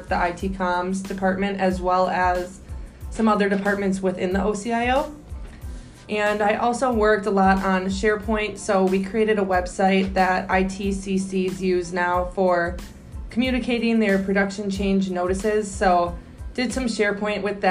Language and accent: English; De Pere, Wisconsin, United States; moved away as an adult; also born or lived in Eau Claire, Wisconsin; now in Chicago, United States; I grew up in De Pere, Wisconsin. It's a little suburb outside of Green Bay.